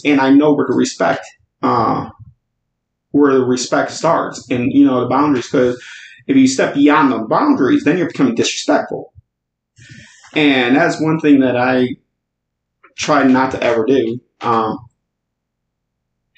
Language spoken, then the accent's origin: English; Chicago, Illinois, United States; moved away as an adult; also born or lived in the South; I was originally born and raised in Chicago